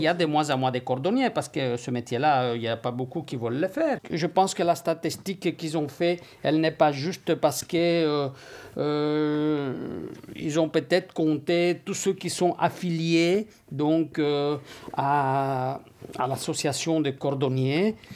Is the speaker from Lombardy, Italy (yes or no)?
no; Sicily, Italy; now in Belgium; je suis d'origine italienne, donc je viens de Sicile, là où j'ai appris avec mon père